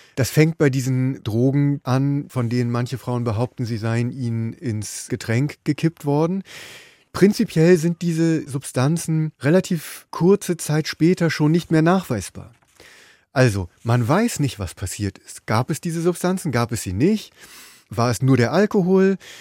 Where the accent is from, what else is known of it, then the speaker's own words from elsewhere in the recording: Bremen, Germany; now in Berlin, Germany; Ich bin seit langem in Berlin, aber ich komme aus Bremen